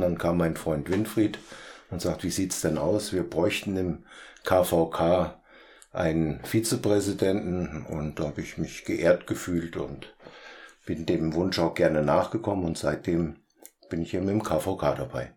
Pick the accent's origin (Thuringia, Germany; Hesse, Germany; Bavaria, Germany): Hesse, Germany; Petersberg; moved away as an adult; also born or lived in Hainzell/Harmerz (Fulda); Ich bin ja äh, kein gebürtiger Harmotzer, sondern ein Beuteharmotzer. Ich komme eigentlich vom Hohen Petersberg